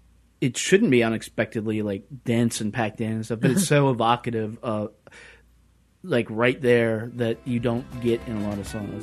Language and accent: English; the South, United States; moved away; I'm from the South